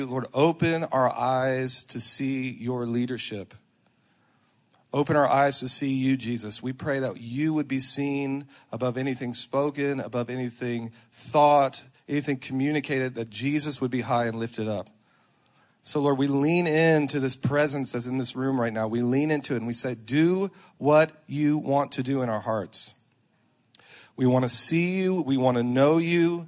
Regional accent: Lafayette, Louisiana, United States; now in Charlotte, United States; Was born and raised in Lafayette, Louisiana, Cajun

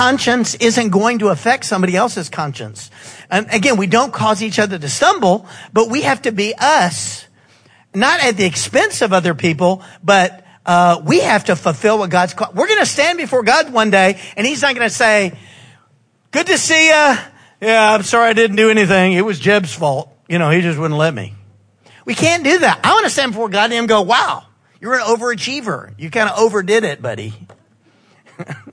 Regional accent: the South, United States; we're from the South

